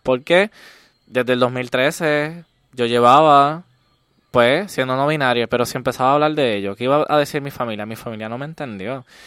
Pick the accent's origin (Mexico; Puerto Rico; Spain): Puerto Rico; Comerío; vengo de Comerío, un pueblo ultraconservador.